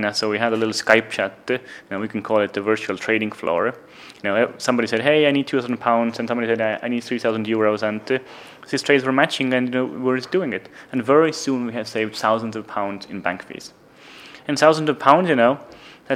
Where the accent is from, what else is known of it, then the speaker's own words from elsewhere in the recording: Estonia; moved away as an adult; now in London, United Kingdom; So I was born in Soviet Union. I grew up in Estonia